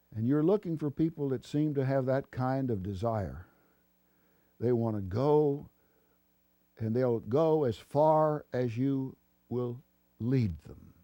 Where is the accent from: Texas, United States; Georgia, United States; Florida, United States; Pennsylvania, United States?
Texas, United States; Texas, my home state